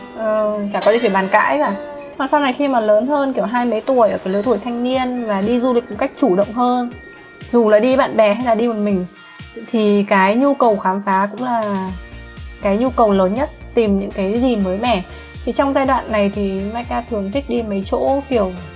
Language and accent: Vietnamese; Vietnam; mình là người Việt Nam